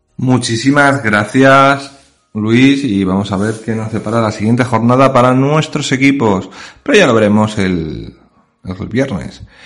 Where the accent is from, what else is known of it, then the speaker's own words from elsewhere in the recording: Puertollano, Castilla-La Mancha, Spain; yo, que soy de Puerto Llano